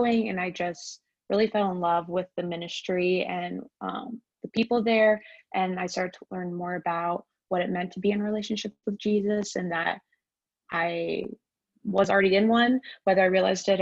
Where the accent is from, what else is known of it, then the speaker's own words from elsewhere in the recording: Columbus, Ohio, United States; now in Utah, United States; from Columbus, Ohio, and I go to Capital Church.